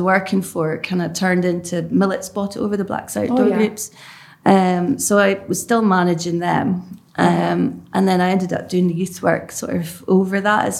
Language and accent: English; Lossiemouth, Scotland, United Kingdom; also born or lived in Cambridge / Germany; now in Aberdeen, United Kingdom; Went out to Germany for a few years. I think I was six when I came to Lossiemouth. So I started primary school in Lossiemouth. Got dragged up in Lossiemouth. and then I moved out to Aberdeen, 2012.